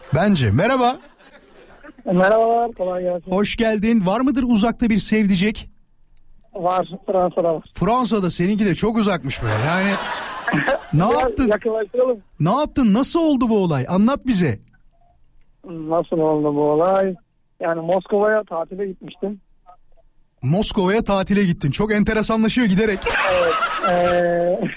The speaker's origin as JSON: {"language": "Turkish", "town": "İzmit", "region": "Kocaeli", "country": "Turkey", "also_born_or_lived": "Istanbul", "moved": "yes", "said": "ben İzmitliyim İstanbul'da yaşıyordum"}